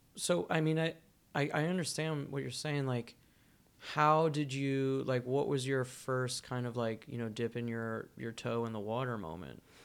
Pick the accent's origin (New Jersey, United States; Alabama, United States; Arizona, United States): New Jersey, United States; I grew up in Jersey, and we had a really strong punk scene in Jersey growing up